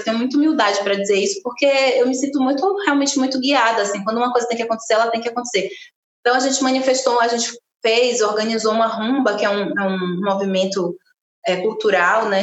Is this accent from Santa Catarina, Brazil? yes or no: no; Camaçari, Bahia, Brazil; born or raised there; moved away as an adult; also born or lived in Candeias, Bahia; now in São Paulo, Brazil